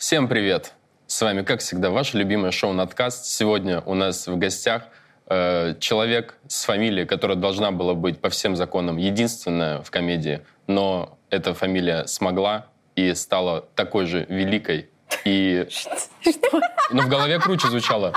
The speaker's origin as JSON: {"language": "Russian", "town": "Almaty", "country": "Kazakhstan", "tie": "born or raised there", "moved": "yes", "said": "я учился в детстве в Алмате"}